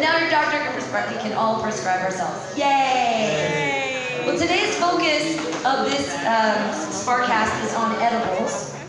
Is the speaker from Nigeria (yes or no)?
no; India; That's a country. I am an Indian.